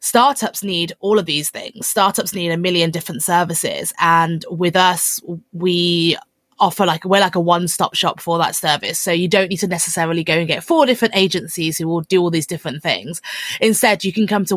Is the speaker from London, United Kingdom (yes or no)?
yes; London, United Kingdom; I'm from London